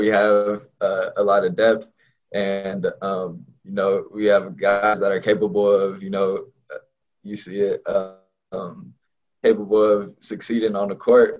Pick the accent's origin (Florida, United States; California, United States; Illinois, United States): California, United States; Southern; moved away as an adult; now in Corvallis, United States; I'm from Southern California